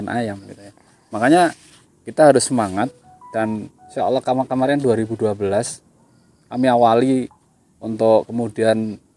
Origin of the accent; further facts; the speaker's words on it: Jimbar, Central Java, Indonesia; lahir di sini Padahal, 48 tahun yang lalu.